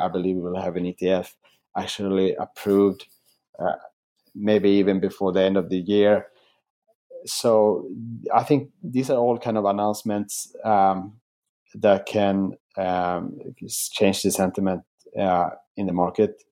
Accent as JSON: {"language": "English", "country": "Sweden", "also_born_or_lived": "Asia / New York / Singapore", "moved": "as an adult", "lives_now": "Melbourne, Australia", "said": "in my home country of Sweden"}